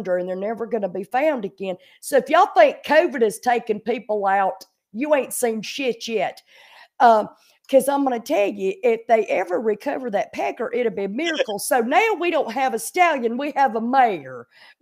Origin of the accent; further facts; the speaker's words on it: Pacolet, South Carolina, United States; I am from a small town in South Carolina called Packlet, South Carolina.